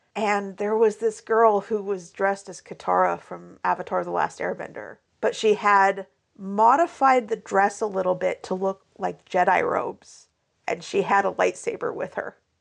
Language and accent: English; Pacific Northwest, United States; also born or lived in Alabama; I moved from Alabama up to the Pacific Northwest when I was three.